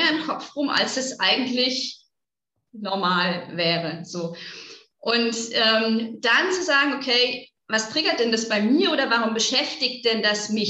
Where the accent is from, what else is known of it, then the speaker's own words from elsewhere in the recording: North Rhine-Westphalia, Germany; now in Augsburg, Germany; ich komme aus NRW